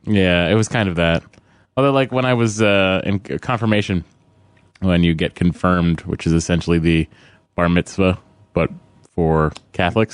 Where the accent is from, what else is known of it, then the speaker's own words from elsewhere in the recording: Lowell, Massachusetts, United States; I'm from Lowell